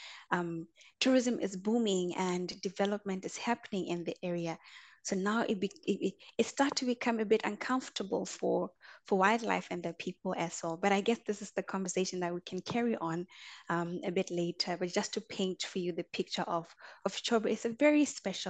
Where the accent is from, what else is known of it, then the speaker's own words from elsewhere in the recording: Botswana; also born or lived in South Africa; But I am from Botswana. That's where I was born and bred